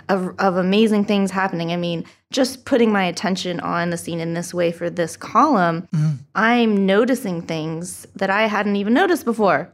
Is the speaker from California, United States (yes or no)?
yes; Huntington Beach, California, United States; moved away as an adult; also born or lived in Santa Cruz; now in Long Beach, United States; I'm from Huntington Beach